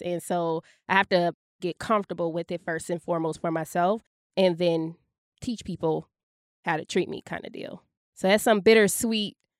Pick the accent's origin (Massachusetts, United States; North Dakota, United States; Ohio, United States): Ohio, United States; Dayton; moved away as an adult; also born or lived in St. Louis, Missouri; now in Dayton, United States; Dayton is my hometown, but it's not my home anymore